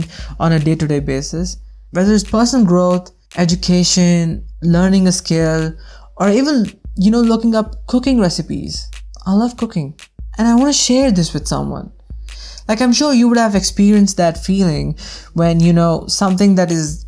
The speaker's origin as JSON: {"language": "English", "town": "Bangalore", "region": "Karnataka", "country": "India", "said": "I am from India, specifically from Bangalore"}